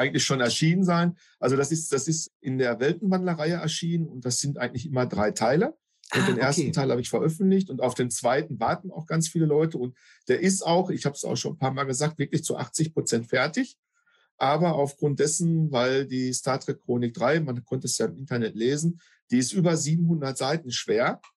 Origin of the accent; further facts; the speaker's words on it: North Rhine-Westphalia, Germany; bei uns in NRW